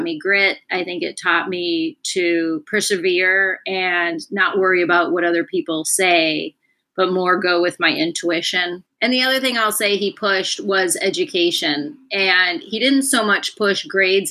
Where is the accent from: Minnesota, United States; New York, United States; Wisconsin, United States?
Minnesota, United States; I grew up in Minnesota